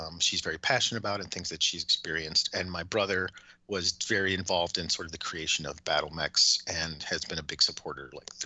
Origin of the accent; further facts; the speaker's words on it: Chicago, Illinois, United States; I grew up in South Chicago